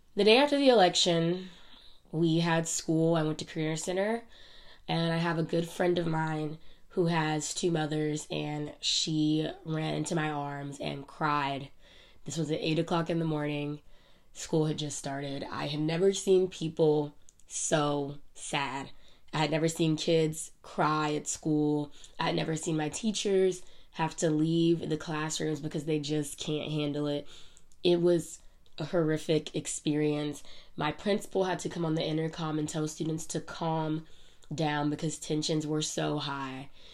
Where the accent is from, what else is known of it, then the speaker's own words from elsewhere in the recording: United States; we as Americans